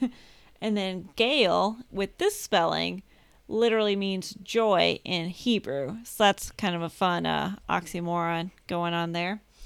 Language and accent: English; United States; I'm American